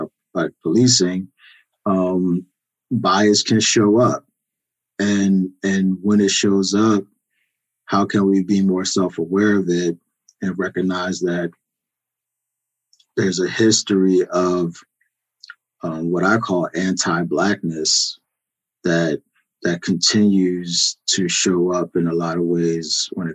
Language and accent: English; Philadelphia, Pennsylvania, United States; moved away as an adult; I grew up in Philadelphia, spent the first 25 years of my life in Philadelphia